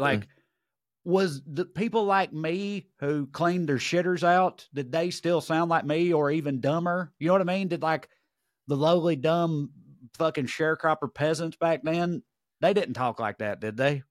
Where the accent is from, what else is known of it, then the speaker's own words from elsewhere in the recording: Tennessee, United States; I'm a Tennessee guy